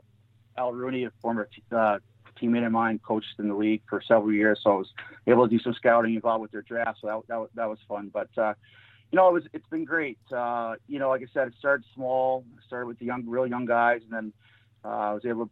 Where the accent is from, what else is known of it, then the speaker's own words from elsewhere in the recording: New York, United States; we're being from New York